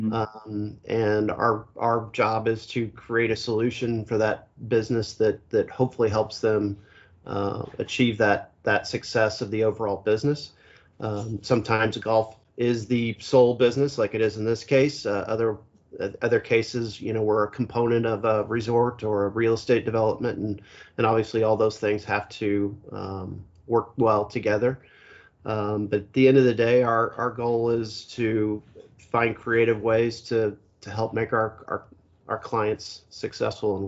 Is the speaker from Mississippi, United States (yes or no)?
no; Kansas City, Missouri, United States; I'm from Kansas City, Missouri, so that's kind of in the middle of the country, and the golf isn't terribly good in where I grew up